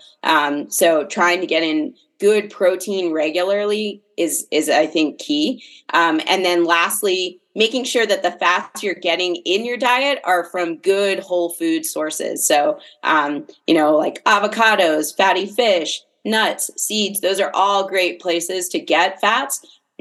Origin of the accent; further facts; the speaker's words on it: Fairfax County, Northern Virginia, United States; moved away as an adult; also born or lived in Ellicott City, Maryland; now in Salt Lake City, United States; I grew up on the East Coast, outside of DC